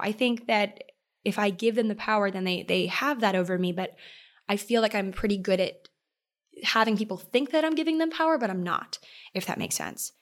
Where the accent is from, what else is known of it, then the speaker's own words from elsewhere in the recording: Maryland, United States; moved away; I love the nautical vibe of Maryland. I love my hometown